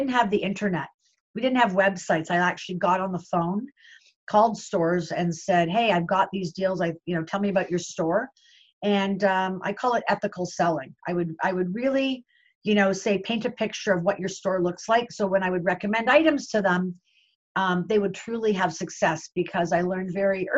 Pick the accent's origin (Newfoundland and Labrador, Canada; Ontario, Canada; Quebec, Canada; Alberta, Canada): Ontario, Canada; Toronto; I was born and bred in Toronto, Canada